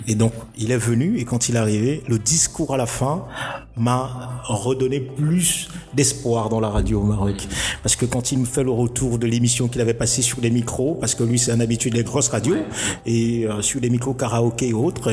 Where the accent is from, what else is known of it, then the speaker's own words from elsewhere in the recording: Cameroon; moved away as an adult; now in Morocco; je suis un Camerounais